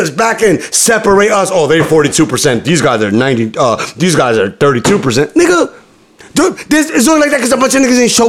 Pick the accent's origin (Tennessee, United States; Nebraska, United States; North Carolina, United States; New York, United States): New York, United States; New York City; I was born and raised in the Bronx, but I'm not planning to live there forever.